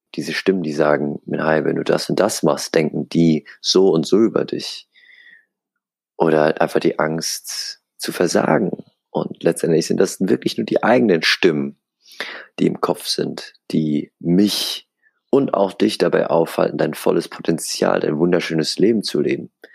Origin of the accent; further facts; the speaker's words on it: Aschaffenburg, Bavaria, Germany; moved away as an adult; now in Hamburg, Germany; Ich bin hier in Aschaffenburg geboren, aufgewachsen, zur Schule gegangen